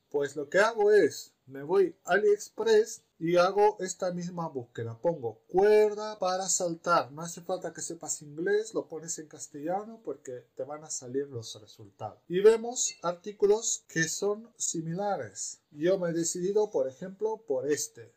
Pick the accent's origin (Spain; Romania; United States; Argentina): Romania; moved away; soy rumano